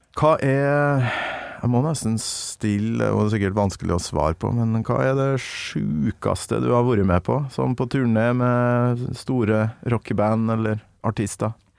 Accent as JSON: {"language": "Norwegian", "town": "Kolvereid", "region": "Trøndelag", "country": "Norway", "said": "Kolvereid, der jeg kommer fra"}